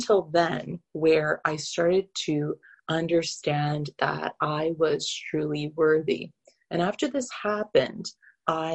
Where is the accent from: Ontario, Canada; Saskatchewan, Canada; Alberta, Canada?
Alberta, Canada; Calgary; moved away as an adult; also born or lived in Middle East; I grew up in Canada, in Calgary, Alberta